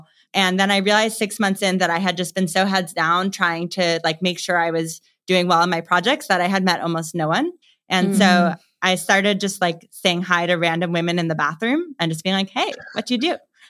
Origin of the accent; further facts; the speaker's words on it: New York, United States; So I'm originally from New York. So I didn't really choose New York. I just was okay there and then I stayed there. And I do love New York. My family is there.